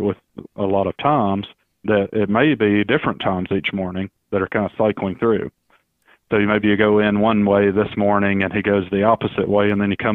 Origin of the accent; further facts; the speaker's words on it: Alabama, United States; moved away as an adult; also born or lived in Mississippi; now in Florida, United States; I actually grew up in Alabama, in case everybody's wondering where the accent is from